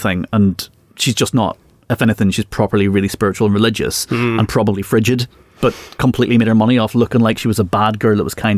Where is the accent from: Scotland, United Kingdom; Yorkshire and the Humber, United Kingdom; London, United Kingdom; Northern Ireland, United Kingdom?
Northern Ireland, United Kingdom; being Northern Irish